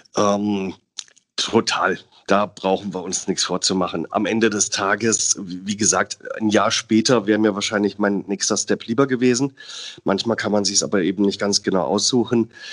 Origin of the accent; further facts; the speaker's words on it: Southern Germany, Germany; moved away as an adult; now in Hamburg, Germany; Ich als Süddeutscher